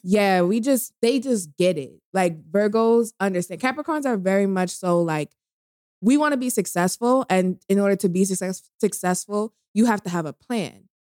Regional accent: New York, United States; I'm from New York, so I talk a little fast

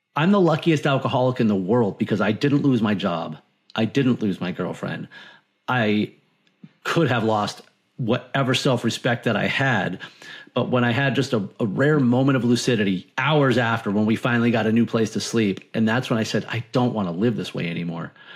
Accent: Martha's Vineyard, Massachusetts, United States; moved away as an adult; now in Florida, United States; I grew up on Martha's Vineyard

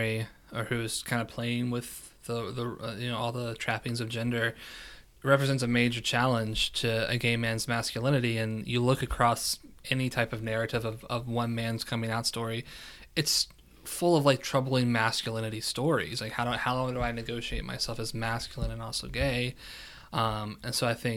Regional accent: West Virginia, United States; moved away; also born or lived in Kentucky; born and raised West Virginia, but it's also consider myself a Kentuckian because I spent a significant amount of time there

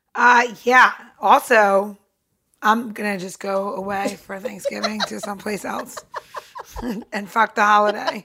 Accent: New York, United States; growing up in New York

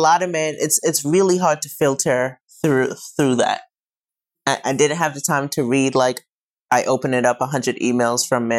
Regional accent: New York City, New York, United States; I'm from Brooklyn, so I kind of like that swag and vibe.

